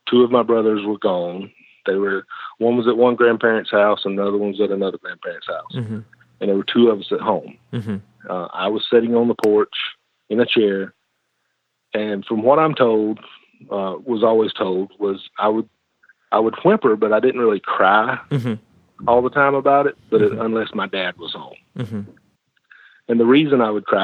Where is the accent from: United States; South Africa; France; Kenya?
United States; the South; I born and raised in the South. I never lived more than 45 minutes from where I was born